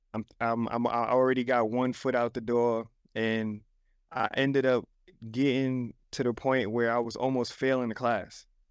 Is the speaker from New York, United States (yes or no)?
yes; New York City, New York, United States; moved away; I came from the Bronx, man, South Bronx